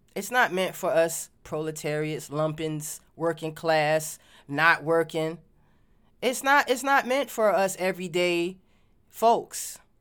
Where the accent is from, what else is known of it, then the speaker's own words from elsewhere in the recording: Virginia, United States; moved away; also born or lived in Washington, D.C.; growing up in Virginia